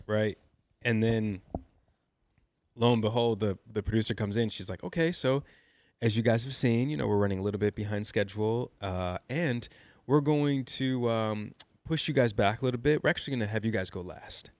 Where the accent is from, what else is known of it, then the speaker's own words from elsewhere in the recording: Chicago, Illinois, United States; also born or lived in New York; I'm a kid from Chicago. Grew up with a single mother